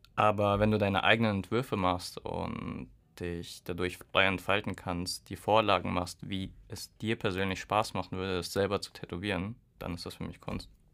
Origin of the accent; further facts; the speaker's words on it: Hesse, Germany; now in Würzburg, Germany; ich komme aus Hessen